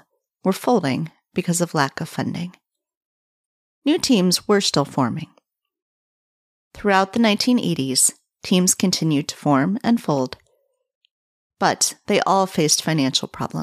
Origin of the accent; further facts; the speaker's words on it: near Canton, Ohio, United States; moved away; I grew up very near Canton, Ohio in the 80s